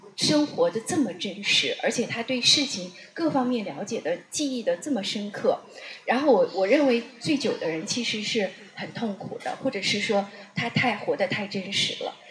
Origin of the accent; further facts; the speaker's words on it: Northeast China, China; 我是北方长大的，在我们东北的话呢，会很多人很能喝酒，而且酗酒